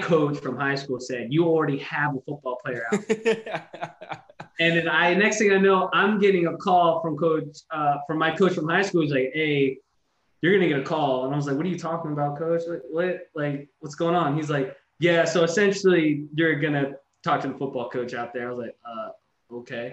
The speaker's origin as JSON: {"language": "English", "town": "New Canaan", "region": "Connecticut", "country": "United States", "tie": "born or raised there", "also_born_or_lived": "Ohio", "moved": "as an adult", "said": "I'm from New Canaan, Connecticut. That's where I pretty much grew up for most of my life."}